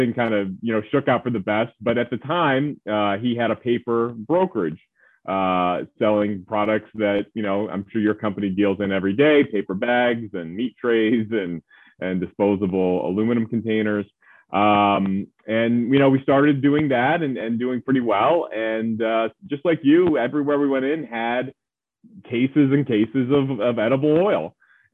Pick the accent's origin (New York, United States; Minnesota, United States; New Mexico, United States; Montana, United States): New York, United States; Medina; moved away as an adult; also born or lived in North Carolina / West Virginia; now in New York City, United States; I grew up outside of Buffalo, New York, in a small town called Medina.